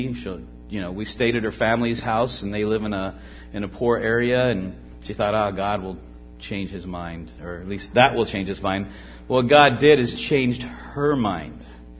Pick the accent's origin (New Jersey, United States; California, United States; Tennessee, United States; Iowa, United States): California, United States; Los Angeles; moved away as an adult; also born or lived in Philippines; I grew up in the San Fernando Valley, not too far from here, I suppose. I was actually born there.